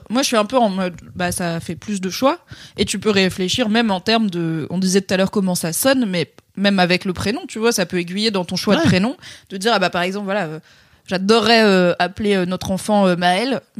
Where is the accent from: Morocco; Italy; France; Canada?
Morocco; j'aime bien leur donner un prénom arabe parce que j'aime bien la représentation et je suis marocaine.